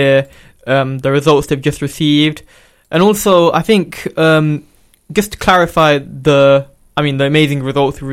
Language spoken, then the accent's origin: English; London, United Kingdom; moved away as an adult; now in Luton, United Kingdom; I'm actually from London, so I only moved to Luton last year